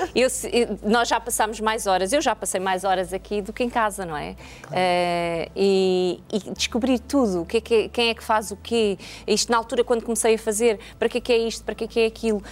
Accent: Jamba, Huíla, Angola; also born or lived in Sá da Bandeira (Lubango), Angola; now in Portugal; eu nasci na, na, na, Jamba, na Jamba, que era uma zona mineira

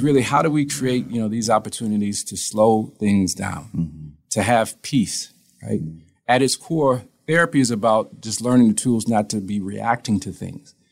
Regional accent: Toledo, Ohio, United States; moved away as an adult; now in Columbus, United States; I'm from Toledo, Ohio. Uh, we've been here, me and my wife, uh, she's a physician since 2013

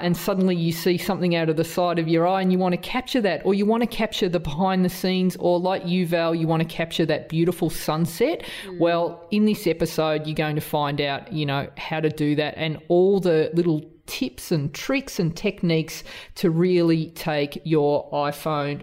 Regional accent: Australia; accent: strong Australian; my strong Australian accent

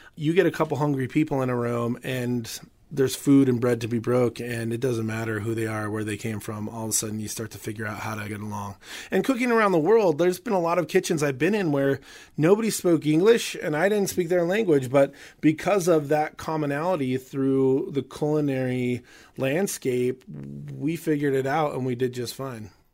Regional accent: Southwest, United States; growing up in the Southwest

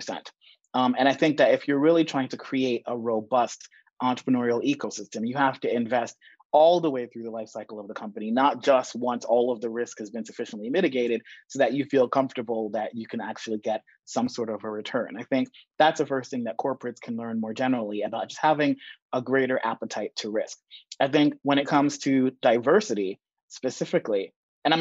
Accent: New York City, New York, United States; moved away as an adult; also born or lived in Jamaica / London / Barcelona / Madrid; I was born in Jamaica, grew up in the Bronx

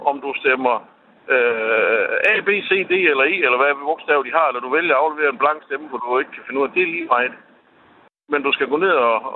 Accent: Kolding, Southern Denmark, Denmark; jeg er sådan set nok øh, borgerlig observant, men, øh, og jeg kommer fra Kolding af

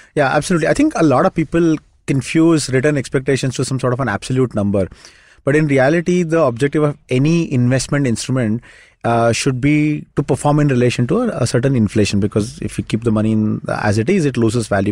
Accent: Shimoga, Karnataka, India; moved away; my hometown, it's a small town called Shimoga.

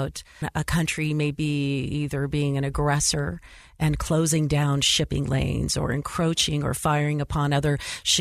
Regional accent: San Diego, California, United States; I grew up in San Diego, California.

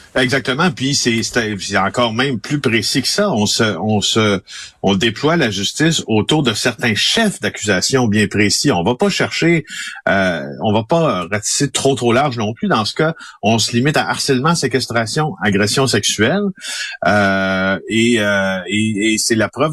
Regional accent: Ville-Marie, Quebec, Canada; je suis né en Abitibi-Témiscamingue, dans un petit village qui s'appelle Ville-Marie, de 3000 personnes

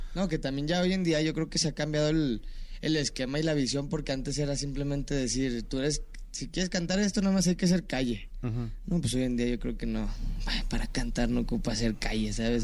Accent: Mexico; nosotros como mexicanos

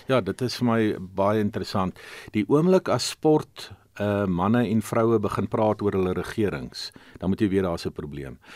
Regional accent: South Africa; Dit is wat ons as Suid-Afrikaners een maak.

